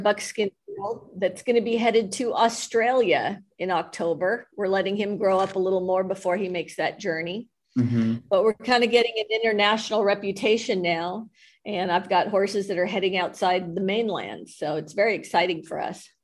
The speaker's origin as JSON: {"language": "English", "town": "Los Angeles", "region": "California", "country": "United States", "tie": "born or raised there", "said": "I grew up in West LA and there were no horses there"}